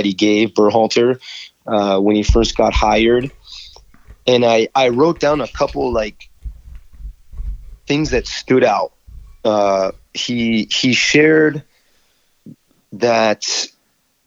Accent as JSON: {"language": "English", "country": "United States"}